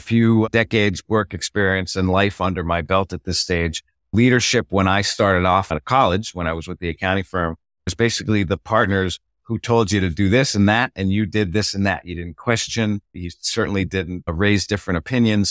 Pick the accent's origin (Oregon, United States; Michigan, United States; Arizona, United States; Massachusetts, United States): Massachusetts, United States; Boston; now in Annapolis, United States; I'm from Boston originally. I found myself migrating south.